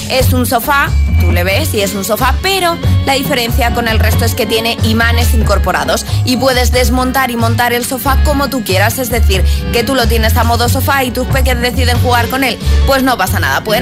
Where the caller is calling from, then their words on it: Zaragoza, Aragon, Spain; de Zaragoza.